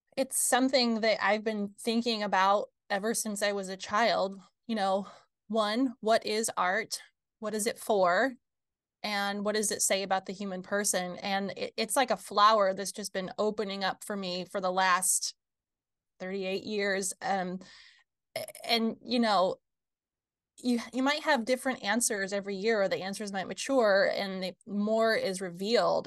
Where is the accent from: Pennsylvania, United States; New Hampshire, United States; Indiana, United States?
Indiana, United States; rural area an hour north of Fort Wayne, Midwest; now in Fort Wayne, United States; I grew up here in the Midwest, about an hour north of Fort Wayne, rural area